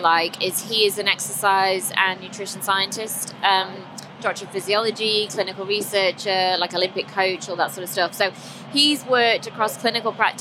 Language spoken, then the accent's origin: English; Stoke-on-Trent, West Midlands, United Kingdom; I'm from Stoke originally